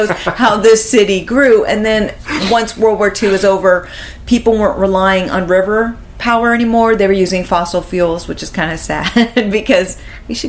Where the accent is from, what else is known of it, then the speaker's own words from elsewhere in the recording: California, United States; now in New York City, United States; I'm originally from California